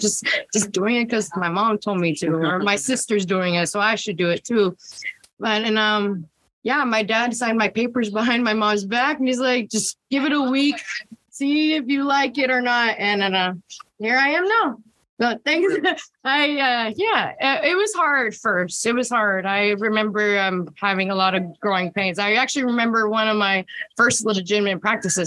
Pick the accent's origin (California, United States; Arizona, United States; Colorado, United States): Arizona, United States; Tucson; first language Spanish; English is a second language; also born or lived in Phoenix, Arizona; I'm born and raised out of Tucson, Arizona